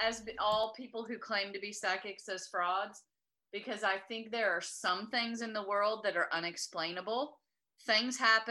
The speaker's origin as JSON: {"language": "English", "town": "Beaumont", "region": "Texas", "country": "United States", "tie": "born or raised there", "said": "the one psychic I knew for a fact was a fraud was in my hometown of Beaumont, Texas."}